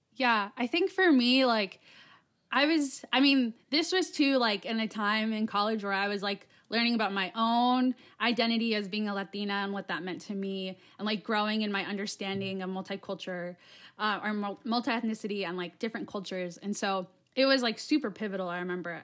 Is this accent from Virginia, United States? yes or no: no; Yuma, Arizona, United States; also born or lived in Flagstaff, Arizona; I'm in Yuma. So, that's, like, on the southern part of Arizona, like, right in between, uh, Mexico and California. And that's where I'm from. So that's my hometown.